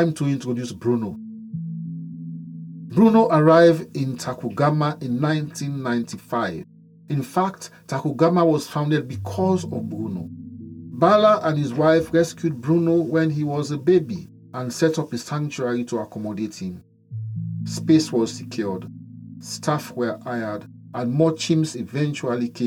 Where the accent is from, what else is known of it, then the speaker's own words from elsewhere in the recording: Sierra Leone; my home country, Sierra Leone.